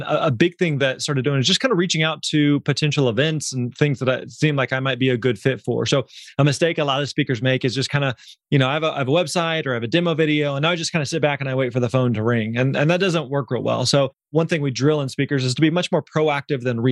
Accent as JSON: {"language": "English", "region": "Missouri", "country": "United States", "tie": "born or raised there", "said": "we grew up in Missouri."}